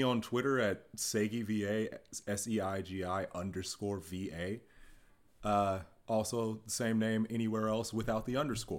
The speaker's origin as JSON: {"language": "English", "region": "Tennessee", "country": "United States", "moved": "yes", "said": "I'm from Tennessee"}